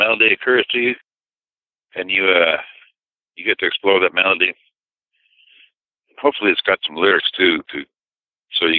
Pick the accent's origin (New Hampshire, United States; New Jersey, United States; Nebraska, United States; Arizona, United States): New Hampshire, United States; moved away as an adult; also born or lived in New York City / Nashville; I grew up in New Hampshire